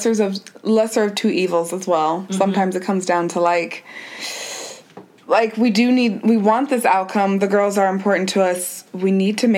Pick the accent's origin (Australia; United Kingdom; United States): United States; me being an American